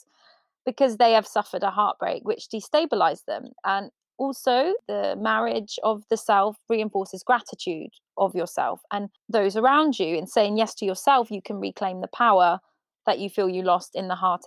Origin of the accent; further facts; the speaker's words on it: Ireland; I'm Irish